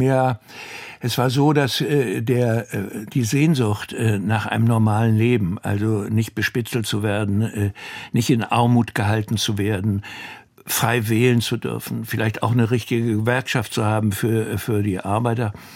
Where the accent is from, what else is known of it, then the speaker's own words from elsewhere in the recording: Northern Germany, Germany; bei uns im Norden